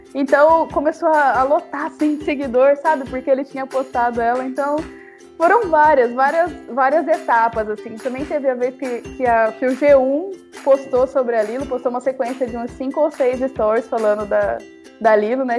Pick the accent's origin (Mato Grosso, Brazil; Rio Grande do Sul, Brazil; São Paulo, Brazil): Mato Grosso, Brazil; Cuiabá; a gente é de Cuiabá